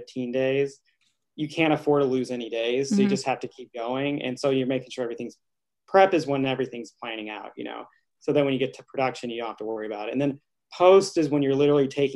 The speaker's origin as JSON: {"language": "English", "town": "Altus", "region": "Oklahoma", "country": "United States", "also_born_or_lived": "New Orleans", "moved": "as an adult", "lives_now": "Los Angeles, United States", "said": "I'm originally from Altus, Oklahoma."}